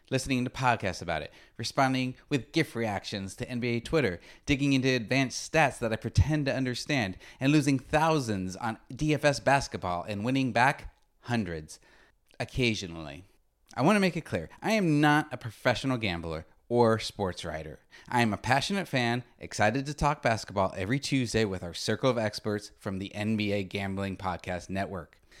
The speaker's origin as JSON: {"language": "English", "region": "Arizona", "country": "United States", "moved": "yes", "lives_now": "Los Angeles, United States", "said": "I'm from Arizona, so I'm a chronically frustrated Phoenix Suns fan."}